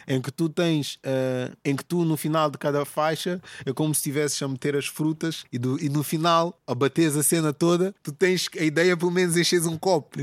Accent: Portugal; eu sou português

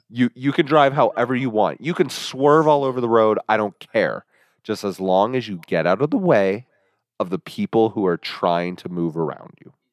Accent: Midwest, United States; also born or lived in Kansas; we're from the Midwest

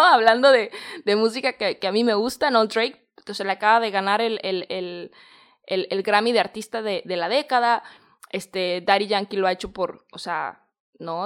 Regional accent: Mexico; moved away as an adult; salí de mi país, yo soy de México

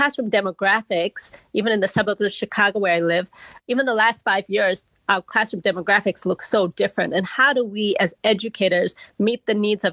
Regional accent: Malawi; now in United States; I grew up in Malawi in the long way, I grew up in a very community-centered where everybody was kind of part of my life

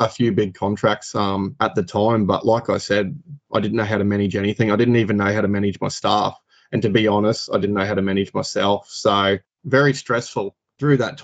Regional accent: Rockhampton, Queensland, Australia; born and bred in Rockhampton, lived here my whole life.

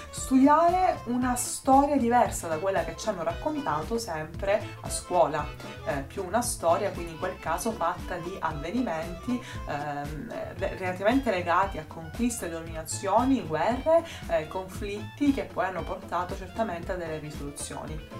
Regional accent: Palermo, Sicily, Italy; sono nata e cresciuta a Palermo

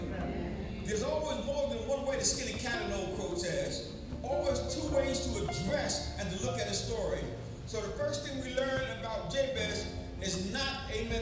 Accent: New York City, New York, United States; I came up from New York City

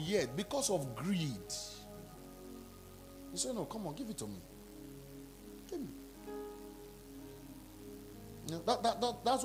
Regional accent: Nigeria; I'm from Nigeria.

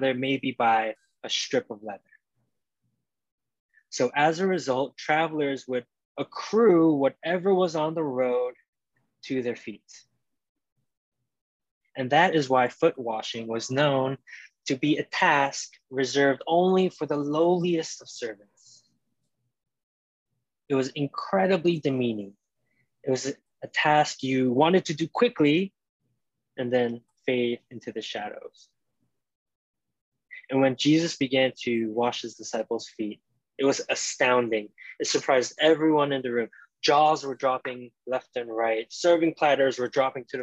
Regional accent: New York City, New York, United States; as a New Yorker

